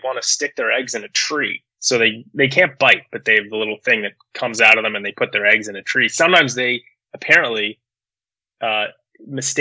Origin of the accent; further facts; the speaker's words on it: Philadelphia, Pennsylvania, United States; now in Washington, D.C., United States; I grew up in Philly